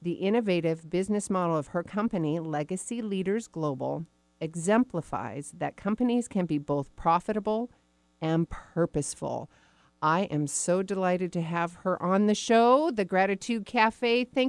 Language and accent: English; Arizona, United States; born there; Well, you know, I was born in Arizona.